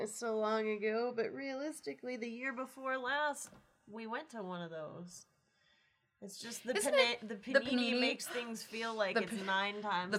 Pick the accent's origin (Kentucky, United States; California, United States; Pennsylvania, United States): Kentucky, United States; Louisville; also born or lived in Tucson, Arizona; now in near Tombstone, Arizona, United States; I grew up in, like, the Kentuckiana area, which, if you don't know what that means I was born in Louisville, Kentucky, and raised pretty much right there on the border between Indiana and Kentucky. But raised by a bunch of city lights and everything.